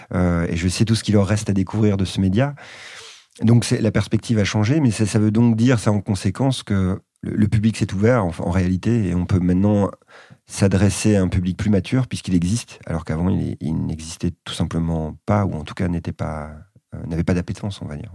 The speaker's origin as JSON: {"language": "French", "country": "France", "lives_now": "Bordeaux, France", "said": "en tant qu'occidental, euh, français, et notamment en vivant à Bordeaux"}